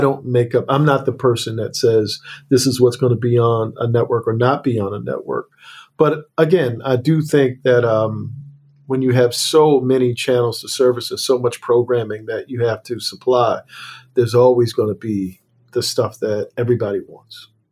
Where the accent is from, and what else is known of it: Annapolis, Maryland, United States